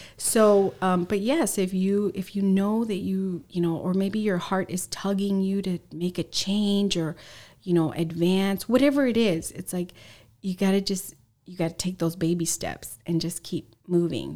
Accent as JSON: {"language": "English", "town": "San Diego", "region": "California", "country": "United States", "tie": "born or raised there", "also_born_or_lived": "Los Angeles", "said": "I was born in Los Angeles, and, um, when I was in middle school, my parents and my three brothers, we moved to San Diego, San Diego"}